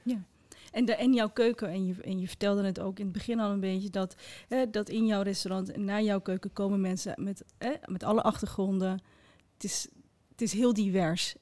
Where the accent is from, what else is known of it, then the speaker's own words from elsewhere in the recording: Netherlands; also born or lived in Morocco; ik ben geboren in Marokko en opgegroeid in een klein wit dorpje